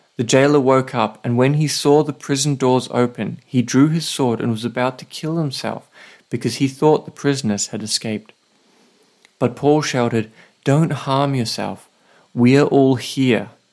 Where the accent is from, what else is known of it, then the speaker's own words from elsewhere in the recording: Australia; now in Saipan, Northern Mariana Islands; I'm an Aussie writer and pastor